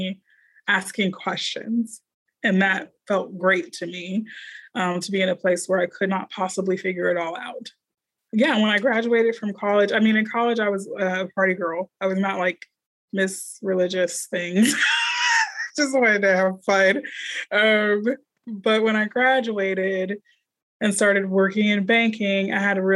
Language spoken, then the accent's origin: English; Houston, Texas, United States; also born or lived in Dallas, Texas; born and raised in Houston, and the other half of my life lived in Dallas